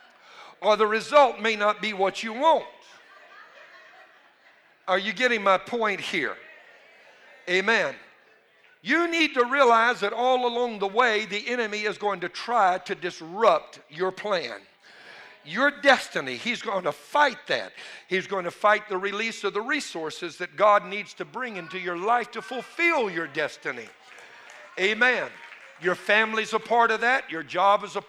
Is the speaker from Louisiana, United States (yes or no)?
yes; Cajun, Louisiana, United States; I'm a Cajun.